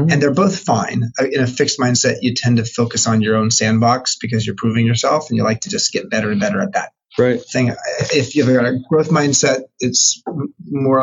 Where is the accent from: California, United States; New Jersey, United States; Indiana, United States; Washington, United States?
California, United States; Long Beach; moved away as an adult; now in San Francisco, United States; I grew up in Long Beach, California, in Southern California